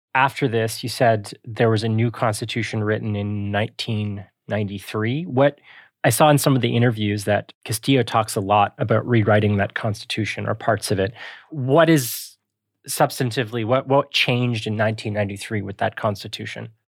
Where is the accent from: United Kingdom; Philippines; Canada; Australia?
Canada; we are Canadian, but even here in Canada